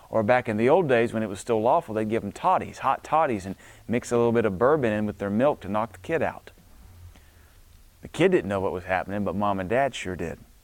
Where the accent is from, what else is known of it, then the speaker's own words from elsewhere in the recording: the South, United States; I was brought up in the South